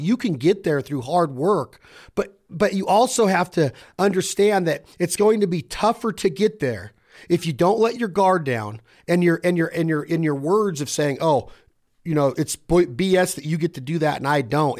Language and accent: English; Reno, Nevada, United States; I'm from Reno, Nevada.